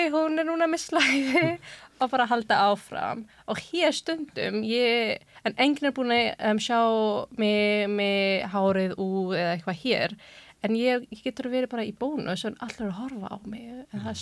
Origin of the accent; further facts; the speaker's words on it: England, United Kingdom; Icelandic is a second language; also born or lived in Germany / Pakistan (parents); now in Iceland; ég fættis í Þískaland og ólst upp á um, Englandi